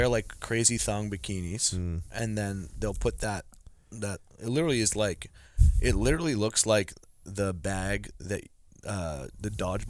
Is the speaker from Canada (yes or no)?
yes; Canada; okay, I'm a Canadian person